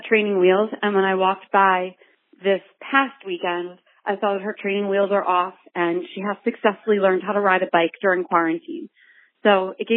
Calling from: Phoenix, Arizona, United States; I'm calling from Phoenix, Arizona

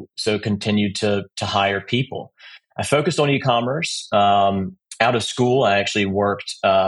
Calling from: Charleston, South Carolina, United States; I'm calling from Charleston, South Carolina

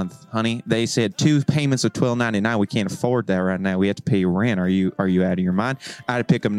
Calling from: Tennessee, United States; I come from Eastern Tennessee.

